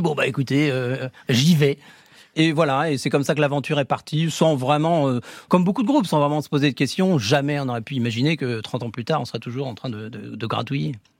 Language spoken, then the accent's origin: French; Saint-Brieuc, Brittany, France; moved away; also born or lived in Rennes; Moi, je suis de Saint-Brieuc à la base, et on se retrouve à Rennes.